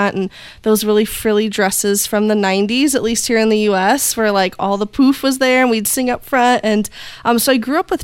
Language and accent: English; Indiana, United States; I am from Indiana in the U.S. We are in the heart of Amish country, so things are just a little bit slower here. And I've been born and raised here